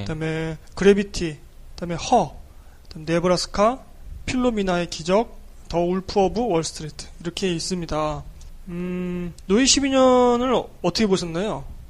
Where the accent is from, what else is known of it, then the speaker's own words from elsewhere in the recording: South Korea; 우리 뭐 한국 사람이니까